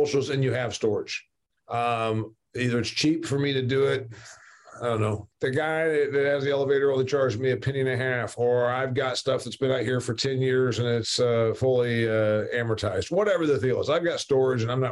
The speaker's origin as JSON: {"language": "English", "region": "Northeast Indiana", "country": "United States", "said": "I'm from Northeast Indiana"}